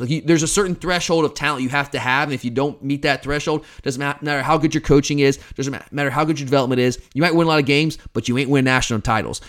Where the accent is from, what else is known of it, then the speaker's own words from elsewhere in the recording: Lilburn, Georgia, United States; also born or lived in Atlanta, Georgia / Snellville, Georgia; I grew up in Lilburn, uh, for the most part, and then I moved to Snellville when I was, what, in sixth grade, and lived in Snellville till I went to college